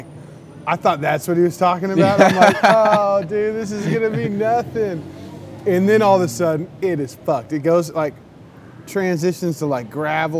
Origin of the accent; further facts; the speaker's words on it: United States; I'm an American down here